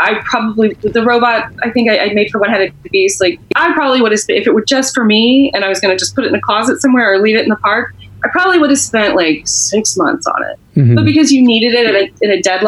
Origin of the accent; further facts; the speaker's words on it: Texas, United States; I'm from Texas